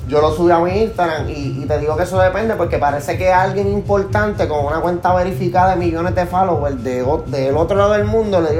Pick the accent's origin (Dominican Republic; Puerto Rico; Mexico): Puerto Rico; Bayamón; born there; yo soy nacido en Bayamón y eso... pues como dicen Tú te puedes salir de Bayamón, pero no pueden sacar a Bayamón de ti.